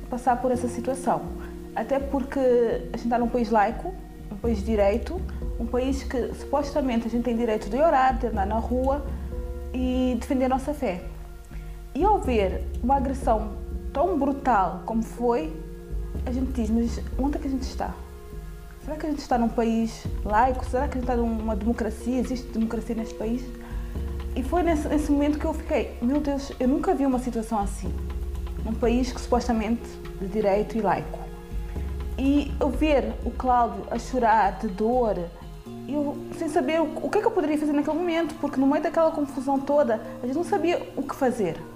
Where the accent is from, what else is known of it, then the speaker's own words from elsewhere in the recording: Angola; porque nós somos angolanos e estamos aqui, na fé e firmes.